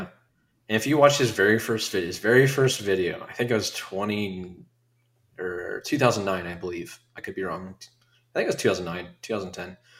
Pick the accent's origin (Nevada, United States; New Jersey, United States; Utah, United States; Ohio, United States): Ohio, United States; Dayton; here in my hometown